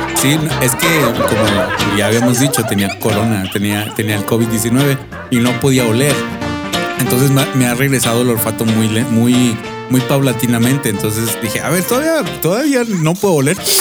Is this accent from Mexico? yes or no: yes; Mexico; somos mexicanos